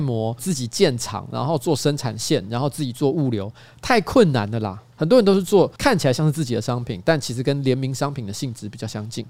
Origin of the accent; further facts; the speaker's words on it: northern Taiwan, Taiwan; 我从小在北部长大